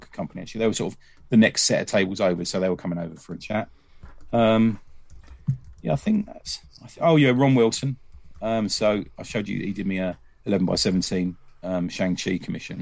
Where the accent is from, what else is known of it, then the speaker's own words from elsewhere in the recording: England, United Kingdom; me being over from England.